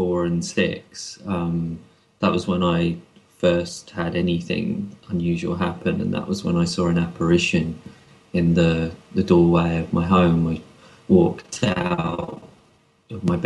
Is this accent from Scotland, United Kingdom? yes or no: no; London, United Kingdom; growing up in London